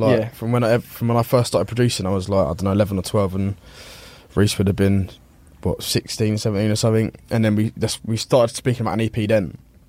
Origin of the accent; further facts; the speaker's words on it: Denham, South East England, United Kingdom; I grew up like just outside of Uxbridge in like a little place called Denham